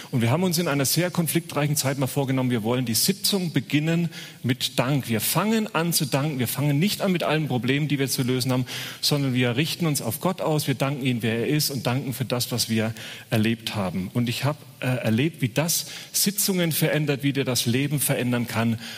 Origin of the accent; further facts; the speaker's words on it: Bavaria, Germany; accent: Franconian; ich bin gebürtiger Franke. Man hört es nicht mehr, aber ähm, ab und zu kommt es durch